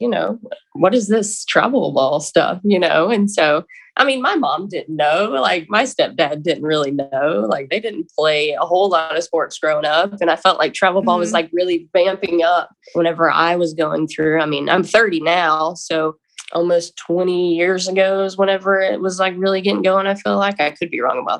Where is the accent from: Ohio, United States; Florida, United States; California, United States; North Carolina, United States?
North Carolina, United States; Lexington; I'm from Lexington, North Carolina